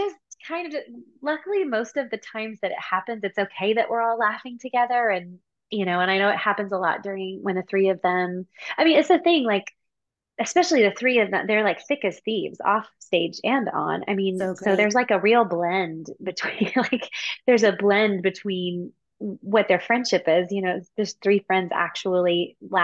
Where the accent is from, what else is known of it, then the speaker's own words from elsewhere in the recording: Houston, Texas, United States; now in New York, United States; I grew up in Texas.